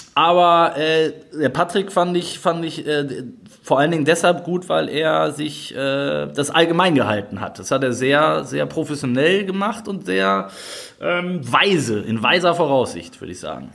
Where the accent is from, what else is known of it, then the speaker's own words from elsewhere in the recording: Duisburg, North Rhine-Westphalia, Germany; ich komme ja da aus der Ecke